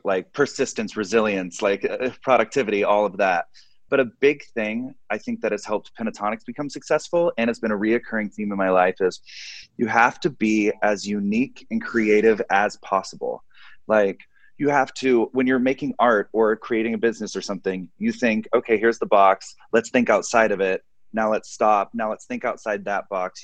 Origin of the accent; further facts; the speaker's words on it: Arlington, Texas, United States; I am from Arlington, Texas